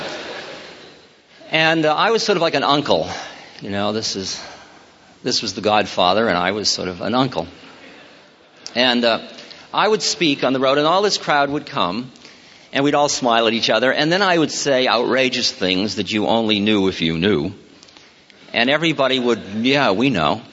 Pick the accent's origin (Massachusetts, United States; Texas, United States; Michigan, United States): Massachusetts, United States; Newton; I grew up in Newton. And I was, yes, Weeks Junior High School and Newton High.